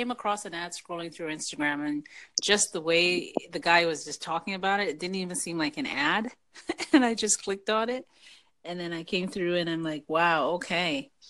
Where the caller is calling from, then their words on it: Canada; I'm calling. This is Canada here.